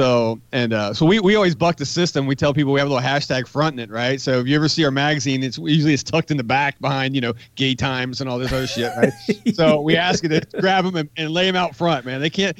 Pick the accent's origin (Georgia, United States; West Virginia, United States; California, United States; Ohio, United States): West Virginia, United States; No, and I grew up in West Virginia.